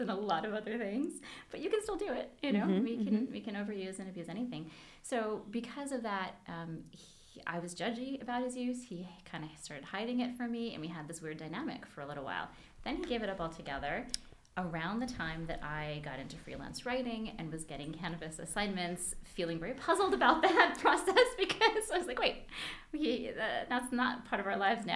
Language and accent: English; Hawaii, United States; I grew up in Hawaii